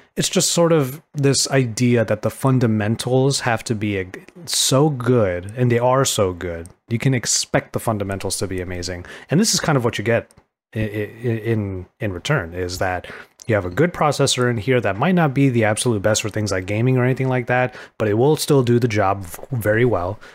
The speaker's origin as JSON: {"language": "English", "region": "California", "country": "United States", "said": "as a Californian"}